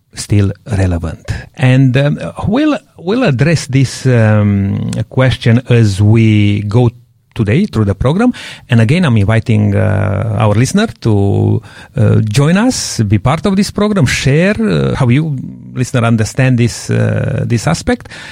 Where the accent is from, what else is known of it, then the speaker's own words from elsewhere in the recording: Romania; moved away; I'm coming from Romania